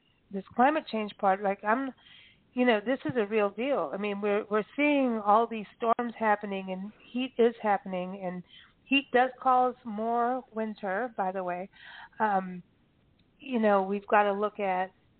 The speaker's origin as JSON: {"language": "English", "country": "South Africa", "moved": "yes", "lives_now": "United States", "said": "I came from Africa, South Africa"}